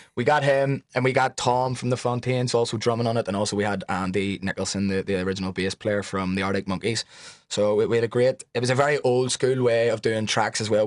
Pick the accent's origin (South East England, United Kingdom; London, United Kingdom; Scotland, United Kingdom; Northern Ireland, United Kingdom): Northern Ireland, United Kingdom; Belfast; we're both from West Belfast